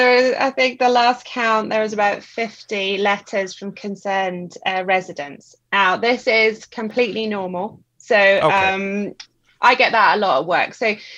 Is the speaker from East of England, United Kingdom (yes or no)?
no; Scotland, United Kingdom; I'm Scottish.